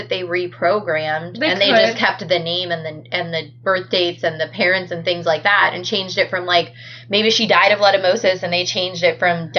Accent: United States; I have always been very aware that I'm very lucky to have been born in the United States so that I can say I am American.

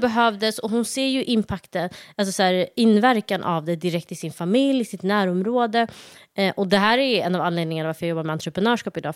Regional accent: Malmö, Skåne, Sweden; moved away as an adult; also born or lived in Somalia; now in Stockholm, Sweden; uppväxt i Malmö, gått i skola där, gymnasiet där

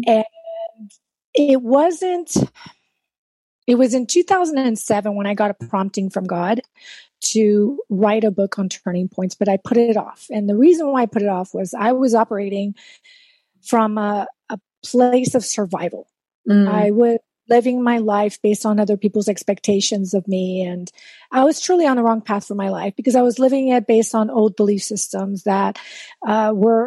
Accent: South Texas, United States; first language Spanish; English is a second language; I grew up in South Texas

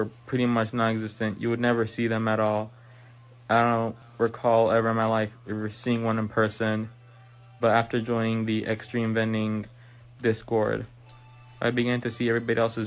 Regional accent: Illinois, United States; I am from Illinois, and I am 15 years old

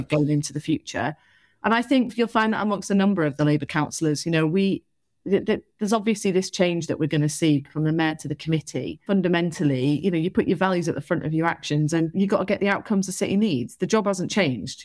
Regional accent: Salford, North West England, United Kingdom; moved away as an adult; also born or lived in Liverpool / Chester; now in Bristol, United Kingdom; I'm from Salford

